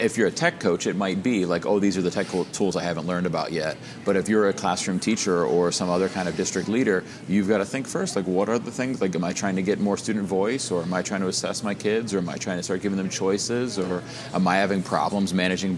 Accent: Northeast Ohio, United States; I am from the Northeast Ohio area

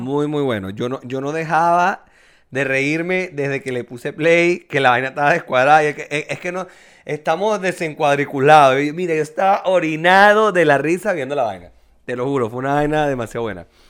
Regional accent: Venezuela; moved away; En mi pueblito era tarifa plana los taxis

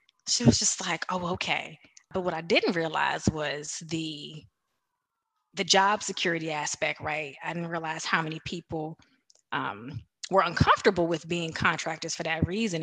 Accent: Washington, District of Columbia, United States; I was born in Washington, D.C.

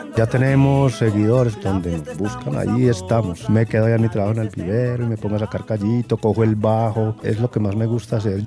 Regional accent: San Pedro de los Milagros, Antioquia, Colombia; Soy de la Vera la Cuchilla, vivo con mi esposa

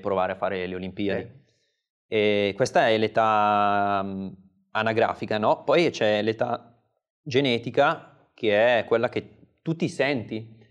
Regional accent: Seriate, Lombardy, Italy; di Seriate, il mio, il mio paese natale dove poi ho trascorso mm, tutti i pomeriggi o quasi fino ai 18-19 anni

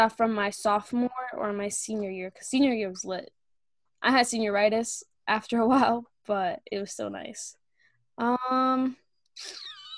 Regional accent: New York City, New York, United States; now in New York City, United States; I'm from Queens, Forest Hills, best place

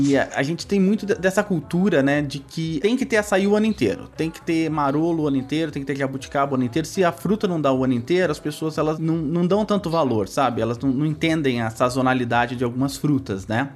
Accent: São Paulo, Brazil; eu sou de São Paulo, né? Crescido em São Paulo, nascido e crescido em São Paulo

